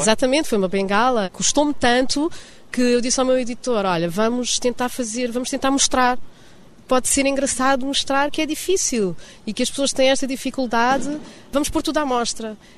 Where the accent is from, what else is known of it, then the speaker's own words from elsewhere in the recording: Portugal; moved away as an adult; also born or lived in Lisbon; now in Rio de Janeiro, Brazil; Eu sou portuguesa